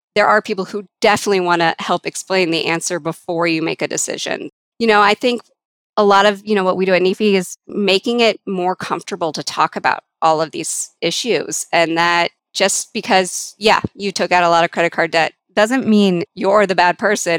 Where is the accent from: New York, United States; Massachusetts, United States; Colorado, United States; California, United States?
Colorado, United States; I grew up here in Colorado, so I did go to some Colorado schools